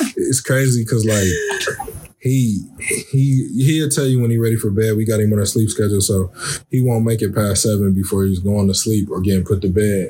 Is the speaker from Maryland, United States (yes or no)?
no; Columbus, Ohio, United States; I'm from the city, I'm from Columbus